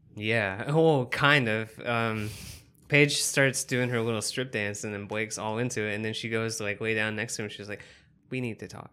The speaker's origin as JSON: {"language": "English", "region": "the South", "country": "United States", "accent": "some southernness", "said": "I'm from the South also"}